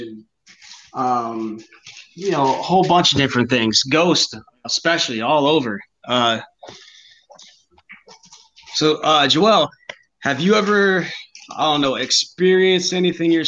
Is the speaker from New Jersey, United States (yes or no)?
yes; New Jersey, United States; now in North Carolina, United States; we grew up in New Jersey